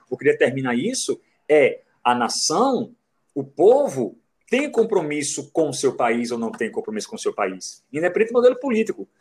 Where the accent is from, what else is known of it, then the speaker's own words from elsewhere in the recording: Brazil; Eu sou brasileiro